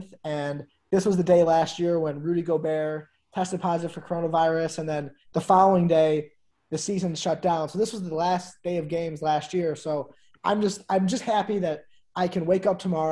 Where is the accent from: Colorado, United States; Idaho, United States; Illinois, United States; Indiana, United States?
Illinois, United States; Chicago; also born or lived in Maryland; I'm from Chicago